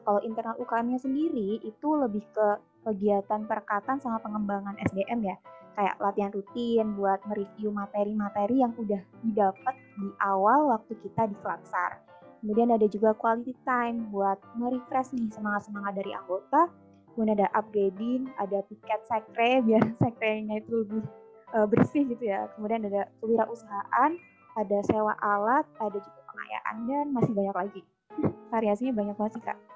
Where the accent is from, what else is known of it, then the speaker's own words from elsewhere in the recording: Purbalingga, Central Java, Indonesia; also born or lived in Surabaya; Aku dari Purbalingga, Jawa Tengah.